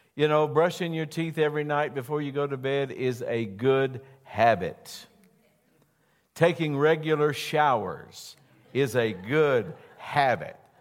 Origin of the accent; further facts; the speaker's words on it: West Virginia, United States; I am from West Virginia